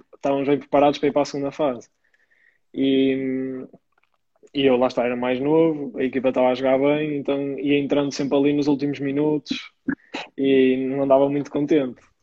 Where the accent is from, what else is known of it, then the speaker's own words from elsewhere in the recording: Maia, Porto District, Portugal; no clube da minha terra, o Maia